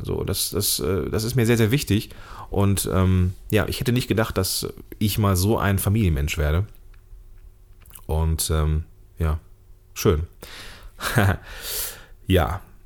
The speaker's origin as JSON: {"language": "German", "country": "Germany", "tie": "born or raised there", "said": "als Deutscher hier in Deutschland geborener Mann"}